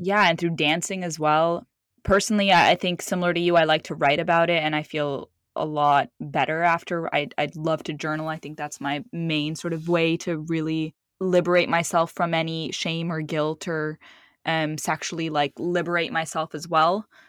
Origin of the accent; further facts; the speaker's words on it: Lebanon; moved away; also born or lived in Saudi Arabia; I was born in Saudi Arabia, and then I grew up in Lebanon